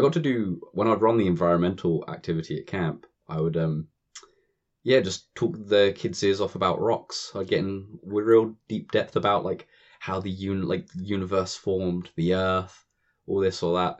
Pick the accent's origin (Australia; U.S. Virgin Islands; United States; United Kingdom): United Kingdom